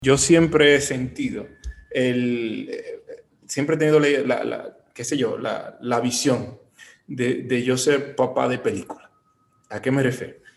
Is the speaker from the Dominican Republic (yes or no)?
yes; Bonao, Monseñor Nouel, Dominican Republic; now in Santiago, Dominican Republic; En Bonao, yo vengo de Bonao, yo soy de Bonao